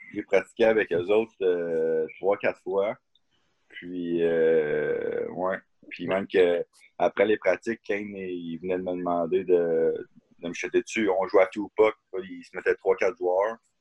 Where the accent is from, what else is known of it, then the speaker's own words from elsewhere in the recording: Asbestos, Quebec, Canada; also born or lived in Berlin, Germany; on, vient de la, même ville, on vient de l'Asbestos